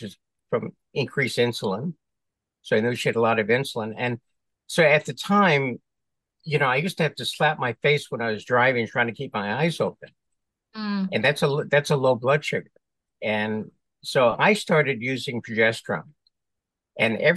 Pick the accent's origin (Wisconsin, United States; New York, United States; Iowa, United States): New York, United States; New York City; born and raised in New York City, went to medical school in New York